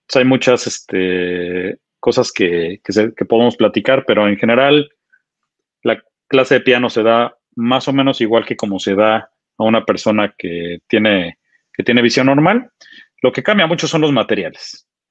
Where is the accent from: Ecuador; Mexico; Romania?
Mexico; Mexico City; moved away as an adult; also born or lived in United States; durante mis primeros 25 años, yo, nací en la Ciudad de México